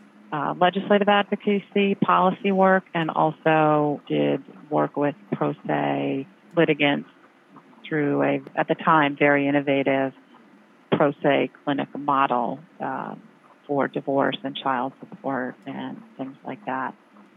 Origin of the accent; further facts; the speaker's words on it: Cambridge, Massachusetts, United States; moved away as an adult; also born or lived in Pennsylvania / New York / Boston; now in Rhode Island, United States; I grew up in Cambridge, Massachusetts, and I went to college in Pennsylvania, Bryn Mawr College.